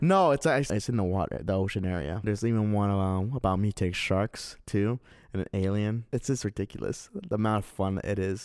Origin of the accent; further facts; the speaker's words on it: Azusa, California, United States; moved away; 'cause I used to live in Azusa, and there was always this video store in my hometown